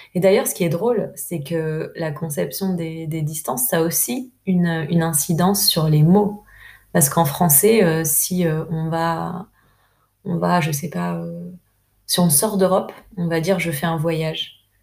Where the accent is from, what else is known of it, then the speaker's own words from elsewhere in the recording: France; moved away as an adult; also born or lived in Peru; en tant que Française